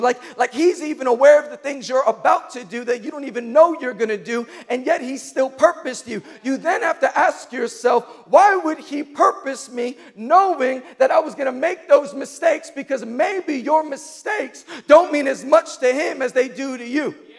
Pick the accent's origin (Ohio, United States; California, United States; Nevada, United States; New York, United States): New York, United States; New York City; I grew up in Queens